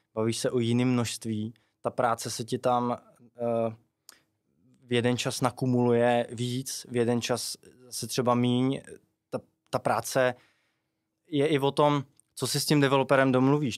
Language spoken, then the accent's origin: Czech; Chyšky, South Bohemian Region, Czechia; pocházím eh, z Chyšek u Milevska